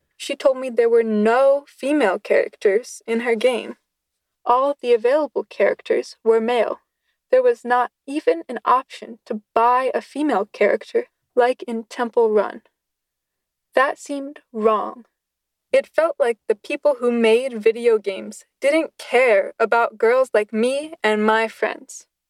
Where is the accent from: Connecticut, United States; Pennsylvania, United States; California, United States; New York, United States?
Pennsylvania, United States; I grew up in Pennsylvania